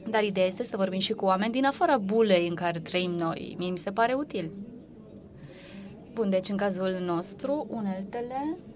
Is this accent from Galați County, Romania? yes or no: no; Bucharest, Romania; born there; now in Cluj-Napoca, Romania; Eu, de exemplu, m-am născut la București și nu m-am simțit liberă când eram uh, copil, pentru că părinții mei nu mă lăsau să fug pe iarbă.